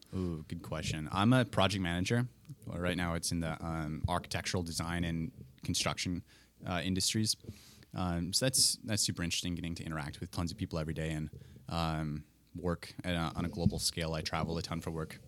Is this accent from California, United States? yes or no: no; Colfax, Wisconsin, United States; moved away as an adult; now in Twin Cities, United States; I hail from Colfax, Wisconsin, a little farming town between Menominee and Eau Claire, if you know the area at all. And, uh, that's the, the life I knew until moving to the Twin Cities